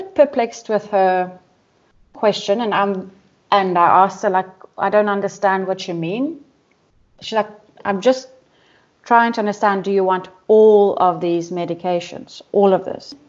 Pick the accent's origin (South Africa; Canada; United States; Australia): South Africa; Durban, KwaZulu-Natal; I'm from Durban, South Africa